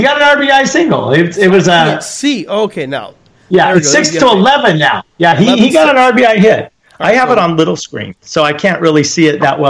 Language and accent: English; Long Beach, California, United States; born or raised there